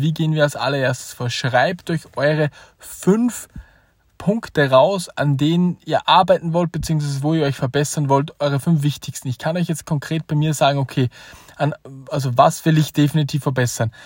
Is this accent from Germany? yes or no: no; Austria; als Österreicher